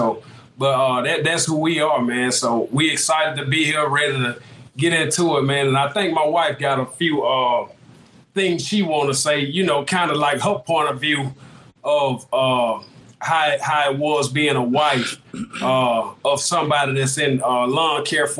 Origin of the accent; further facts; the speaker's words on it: South Mississippi, United States; from Kingdom Lawn Care. Man, we out of South Mississippi.